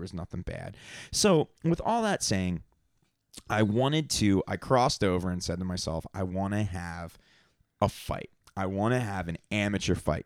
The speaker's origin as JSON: {"language": "English", "town": "Atlantic City", "region": "New Jersey", "country": "United States", "tie": "born or raised there", "said": "when I was a little kid and growing up in Atlantic City, going to fights"}